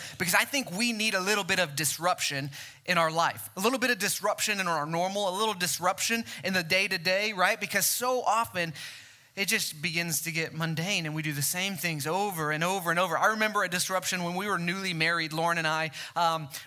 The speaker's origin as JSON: {"language": "English", "town": "Mesquite", "region": "Texas", "country": "United States", "tie": "born or raised there", "said": "born and raised in Mesquite"}